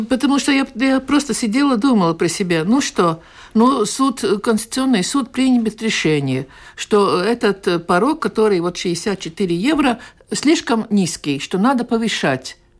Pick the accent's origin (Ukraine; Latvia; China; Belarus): Latvia